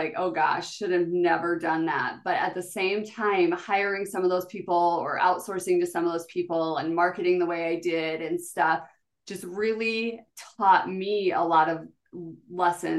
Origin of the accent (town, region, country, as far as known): South Dakota, United States; born or raised there